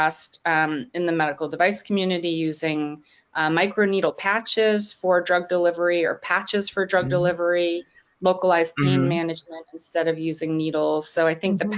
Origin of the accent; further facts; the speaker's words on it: Long Island, New York, United States; moved away; also born or lived in Washington, D.C.; I grew up on Long Island